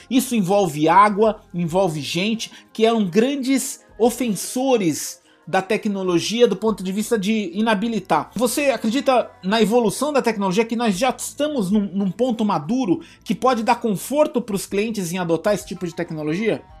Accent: Brazil; nós, como brasileiros

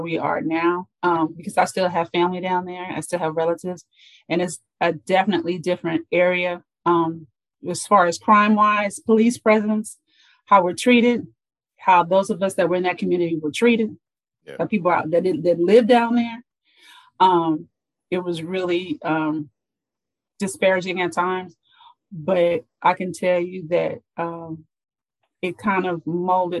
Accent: Los Angeles, California, United States; I was raised in Los Angeles, for those who are from LA, Mid-Wilshire District. But later on, like when I was 10, my dad moved me and my sisters and my mommy over to South Central

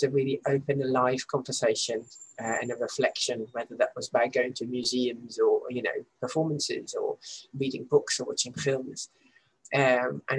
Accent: Netherlands; now in Leeds, United Kingdom; growing up in the Netherlands

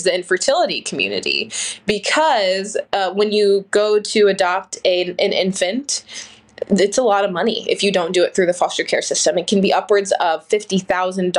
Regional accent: Ohio, United States; I grew up in Ohio

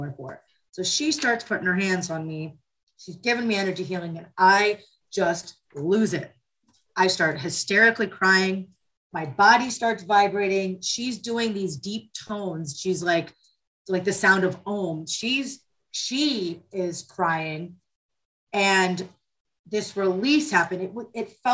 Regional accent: Springfield, Virginia, United States; I was born in Springfield, Virginia

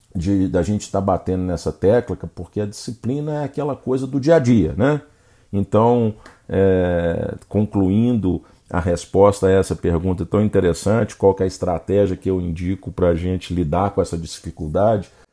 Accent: Brazil; nós, como bons brasileiros

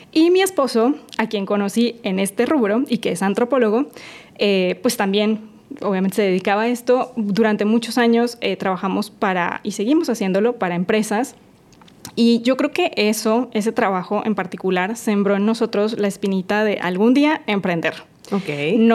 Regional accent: Colombia; moved away as an adult; also born or lived in Mexico City, Mexico; now in Mérida, Mexico; yo soy colombiana, ya tengo 16 años viviendo en México, 8 años viví en la Ciudad de México, 8 años yo viviendo aquí en la Ciudad de Mérida y muy contenta. Ya soy mexicana

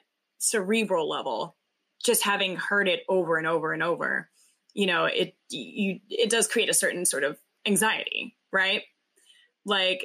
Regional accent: the South, United States; we grew up in the South in very Christian homes

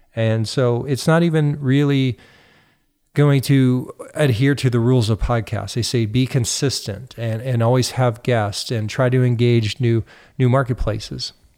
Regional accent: United States; now in Canada; even though I live in Canada, I'm also an American.

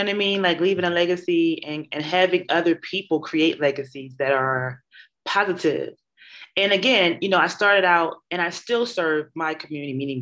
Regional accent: Philadelphia, Pennsylvania, United States; also born or lived in New York; I'm from North Philadelphia. And so I graduated from high school at Kappa

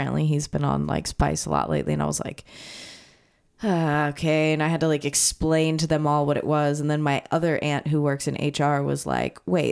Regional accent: small town near Corpus Christi, Texas, United States; I grew up in a town of like 2,000 people

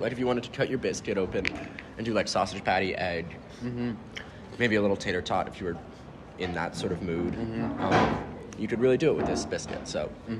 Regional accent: Philadelphia, Pennsylvania, United States; as a Philadelphian

